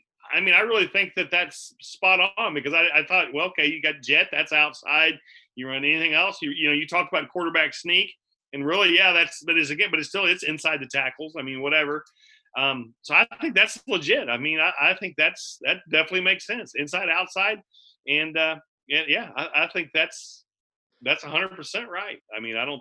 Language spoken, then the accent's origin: English; Palmyra, Missouri, United States; I'm from Palmyra, Missouri